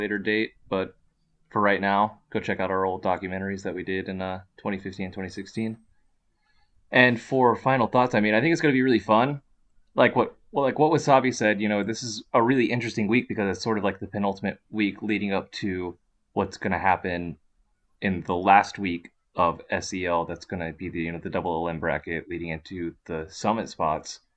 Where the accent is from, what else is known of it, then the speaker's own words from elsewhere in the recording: Texas, United States; as a Texas boy